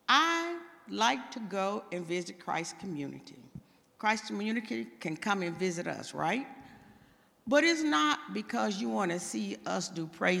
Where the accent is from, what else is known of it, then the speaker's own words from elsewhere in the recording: Texas, United States; moved away; I'm from Texas